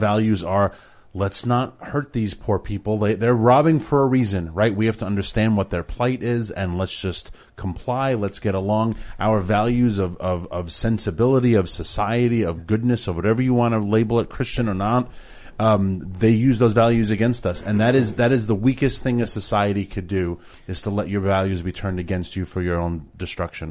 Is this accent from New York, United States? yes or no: yes; New York City, New York, United States; growing up in New York City